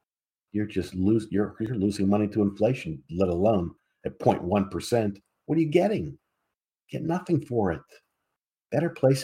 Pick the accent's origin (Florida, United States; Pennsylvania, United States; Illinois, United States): Pennsylvania, United States; Pittsburgh; I come from Pittsburgh. I come from a community called Squirrel Hill back in the day